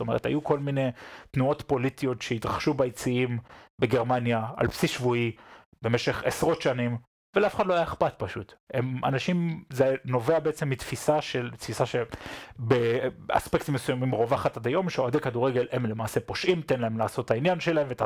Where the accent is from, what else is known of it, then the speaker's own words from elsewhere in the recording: Israel; now in Germany; כיהודים, כישראלים שחיים פה.